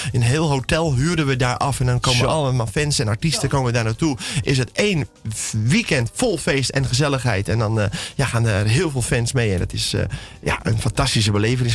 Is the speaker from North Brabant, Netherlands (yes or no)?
no; South Holland, Netherlands; bij ons in Zuid-Holland